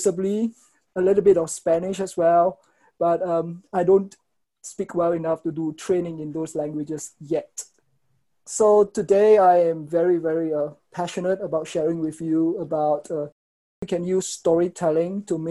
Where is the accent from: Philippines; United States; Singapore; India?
Singapore; I am from Singapore